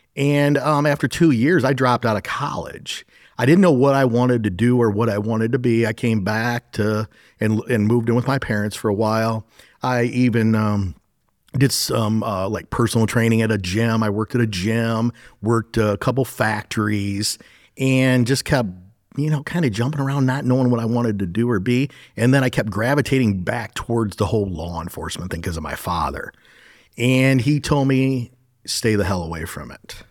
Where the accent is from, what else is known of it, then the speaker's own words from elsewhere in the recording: Sandusky County, Ohio, United States; My father actually was, um, he's now a retired captain of the Sandusky County Sheriff's Office